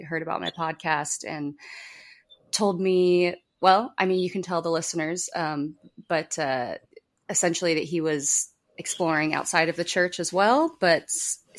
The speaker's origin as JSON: {"language": "English", "region": "Utah", "country": "United States", "said": "we're from Utah, which is the kind of the headquarters of Mormonism"}